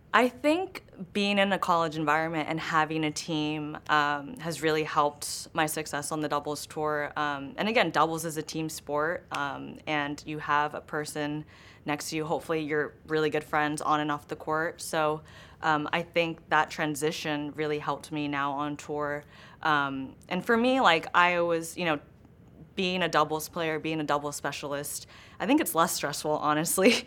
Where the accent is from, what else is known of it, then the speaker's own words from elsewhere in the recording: Los Angeles, California, United States; I grew up in Los Angeles. I grew up in Griffith Park